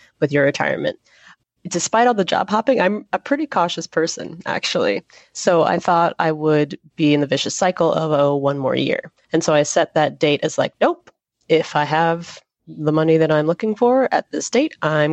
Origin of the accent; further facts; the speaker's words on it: Atlanta, Georgia, United States; I'm from Atlanta